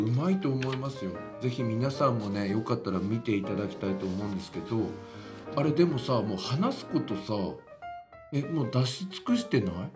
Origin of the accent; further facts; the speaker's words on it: western Ibaraki, Japan; accent: Ibaraki Kensei dialect; 俺は本当は県西地区でなまってんだよ 茨城の県西地区なんだよ俺は本当は